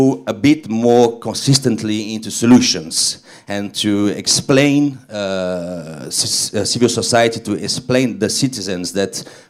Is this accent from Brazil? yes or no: yes; Brazil; moved away; I was born in Brazil